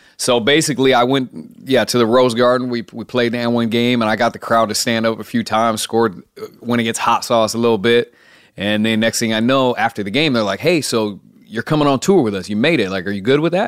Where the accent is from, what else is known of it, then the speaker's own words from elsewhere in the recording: Keizer, Oregon, United States; I'm in Kaiser, Oregon.